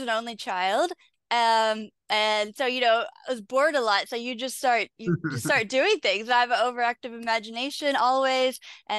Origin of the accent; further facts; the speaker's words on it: Kentucky, United States; All over Kentucky. I a bunch of little towns you would have never heard of. But the majority of my life I've been in Louisville.